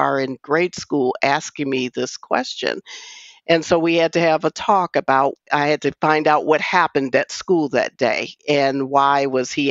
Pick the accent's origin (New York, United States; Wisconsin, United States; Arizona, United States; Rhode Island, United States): Wisconsin, United States; I grew up in Wisconsin.